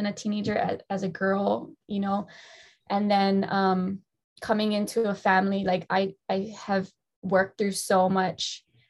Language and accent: English; Kailua, Hawaii, United States; I born and raised here on the island of Oahu, moved all over the place. So I was born in Kailua, raised in Kailua for a couple of years.